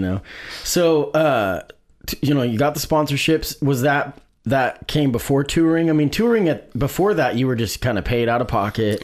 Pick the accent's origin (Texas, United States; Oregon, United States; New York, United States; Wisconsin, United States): Oregon, United States; Springfield; I grew up in Springfield, and we used to go down to Island Park